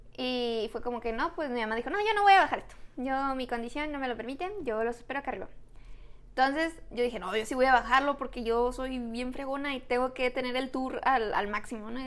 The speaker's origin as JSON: {"language": "Spanish", "town": "Tijuana", "region": "Baja California", "country": "Mexico", "said": "somos de Tijuana"}